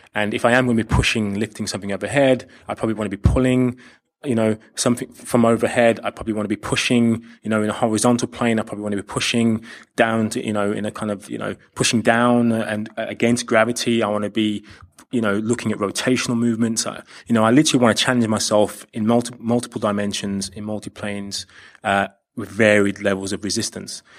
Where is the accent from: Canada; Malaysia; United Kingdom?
United Kingdom; London; also born or lived in Australia; I do hail from, from London. I'm, I am from the U K